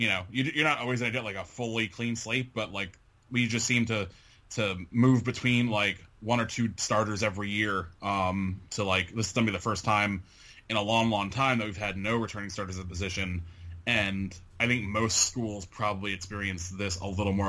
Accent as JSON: {"language": "English", "region": "Connecticut", "country": "United States", "moved": "yes", "said": "my home state breweries up in Connecticut"}